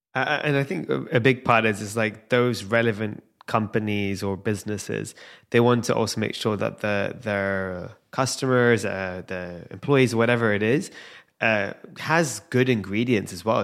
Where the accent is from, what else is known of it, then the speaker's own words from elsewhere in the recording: London, United Kingdom; I'm born and raised in London